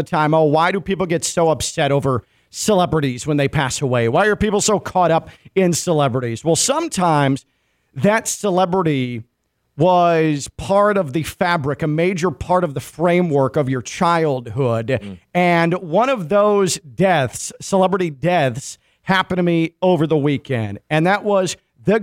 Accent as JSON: {"language": "English", "town": "Chicago", "region": "Illinois", "country": "United States", "tie": "born or raised there", "said": "I'm 39 years old, and I grew up in the Chicago area."}